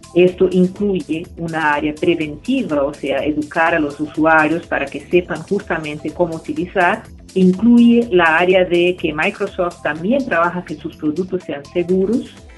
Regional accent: Brazil; soy brasileña

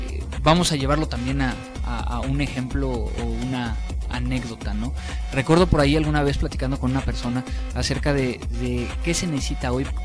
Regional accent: Mexico; mexicanos nosotros hablamos del guerrero que es inteligente

